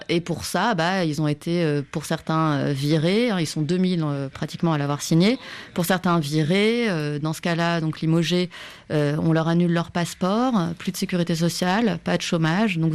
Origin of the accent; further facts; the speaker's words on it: France; moved away as an adult; also born or lived in Istanbul; je suis française